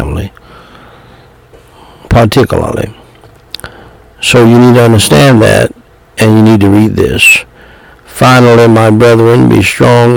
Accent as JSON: {"language": "English", "country": "United States", "said": "I'm black American"}